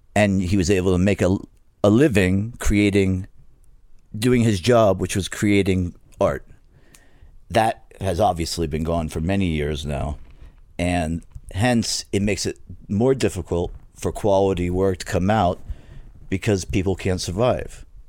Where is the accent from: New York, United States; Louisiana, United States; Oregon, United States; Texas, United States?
New York, United States; accent: New York; moved away; also born or lived in Florida; I grew up in New York, and then my mother decided to move to Florida in the backwoods of Florida